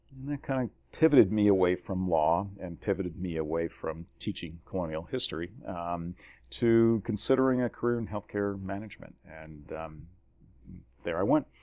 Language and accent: English; New Jersey, United States; moved away; born and raised in New Jersey